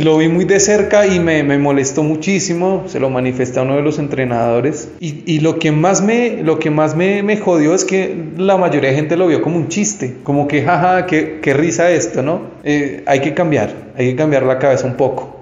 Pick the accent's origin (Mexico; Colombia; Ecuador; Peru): Colombia; yo soy colombiano